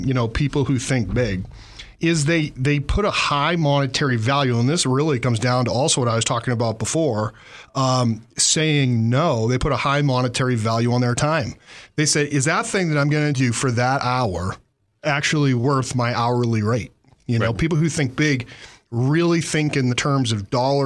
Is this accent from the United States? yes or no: yes; Massachusetts, United States; now in Montana, United States; I grew up in Massachusetts